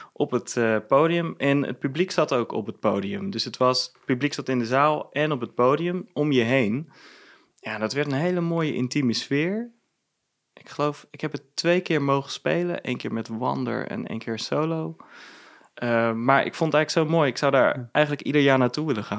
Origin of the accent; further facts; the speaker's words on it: Venlo, Limburg, Netherlands; moved away as an adult; now in Amsterdam, Netherlands; ik ben geboren in Venlo, ehm, ben ik ook opgegroeid